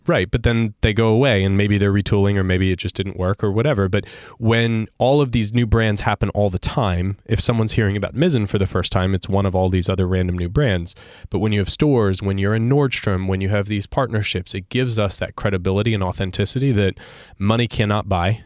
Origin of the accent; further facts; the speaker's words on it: Sarasota, Florida, United States; my hometown paper, Sarasota